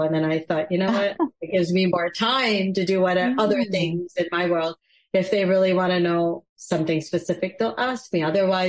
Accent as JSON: {"language": "English", "country": "United States", "said": "my Gujarati, as I speak it, isn't great. I'm an American Gujarati."}